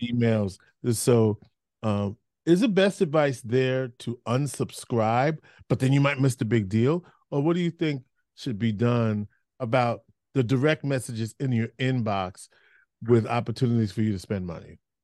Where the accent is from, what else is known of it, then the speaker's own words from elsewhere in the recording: New York, United States; I grew up in New York